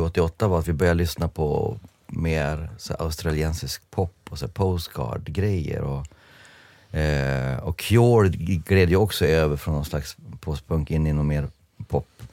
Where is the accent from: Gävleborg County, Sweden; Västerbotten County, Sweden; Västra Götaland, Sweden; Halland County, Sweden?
Västerbotten County, Sweden; Jörn; jag var en tönt från Jörn